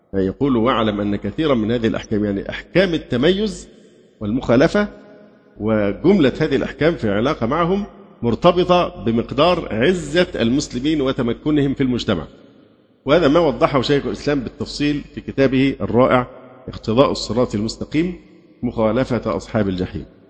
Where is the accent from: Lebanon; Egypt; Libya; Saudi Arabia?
Egypt; اللي عندنا في مصر